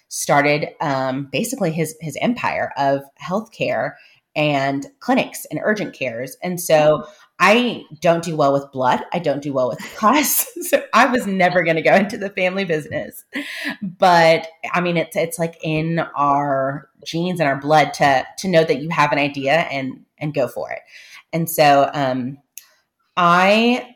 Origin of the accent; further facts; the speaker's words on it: San Antonio, Texas, United States; I'm coming recorded from San Antonio, Texas, which is where I live. I grew up here, and our roots are planted